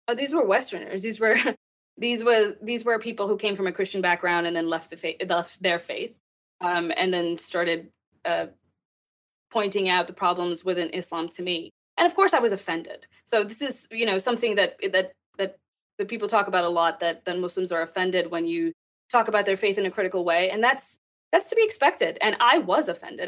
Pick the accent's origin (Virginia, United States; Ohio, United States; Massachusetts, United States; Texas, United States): Texas, United States; also born or lived in Pakistan; I grew up in Texas. I was born in Pakistan and I moved here. Um, I think I was seven or eight when we immigrated to the United